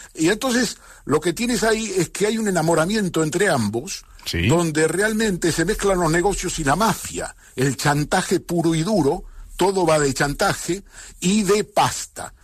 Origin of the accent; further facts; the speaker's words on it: Catalonia, Spain; yo soy catalán también